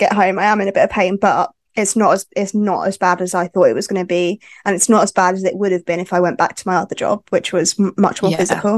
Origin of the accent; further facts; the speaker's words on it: West Sussex, South East England, United Kingdom; I am from West Sussex. So yeah, little village in West Sussex.